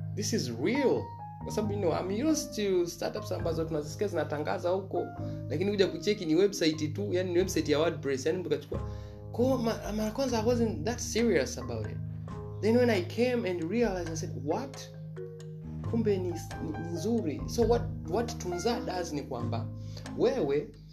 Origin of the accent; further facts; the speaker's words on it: Tanzania; mi kama mtanzania